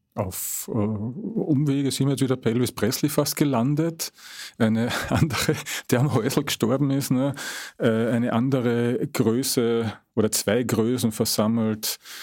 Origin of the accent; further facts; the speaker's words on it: Carinthia, Austria; Ich bin ja gebürtiger Kärntner